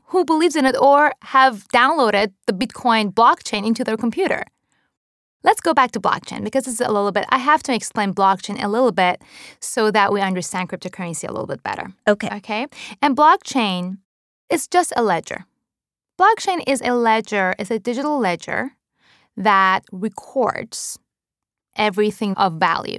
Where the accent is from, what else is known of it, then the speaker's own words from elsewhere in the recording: Iran; also born or lived in Japan; now in United States; I was born and raised in Iran to a Jewish family during the Iran Iraq War